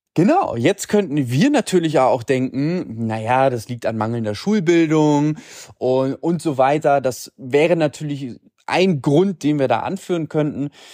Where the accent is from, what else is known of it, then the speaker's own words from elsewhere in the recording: Germany; Bei uns in Deutschland